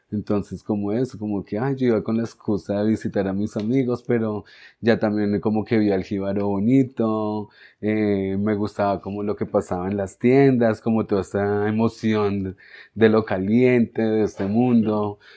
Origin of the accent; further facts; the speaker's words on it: Bronx, New York, United States; yo soy de acá, soy de la zona, nací acá en el Bronx